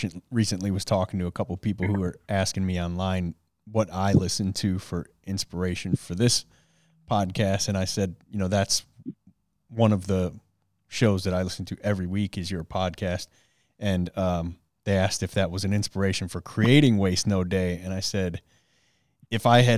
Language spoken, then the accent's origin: English; Detroit, Michigan, United States; I grew up in Detroit in the city